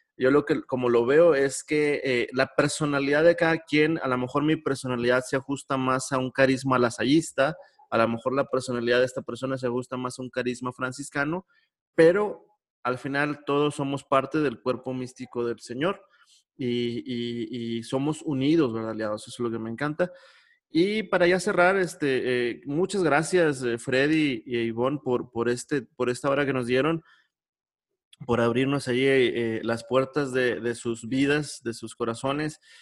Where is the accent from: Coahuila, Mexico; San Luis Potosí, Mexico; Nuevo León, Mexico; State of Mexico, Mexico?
Coahuila, Mexico; Monclova; mi niñez, cuando allá en Monclova, donde yo soy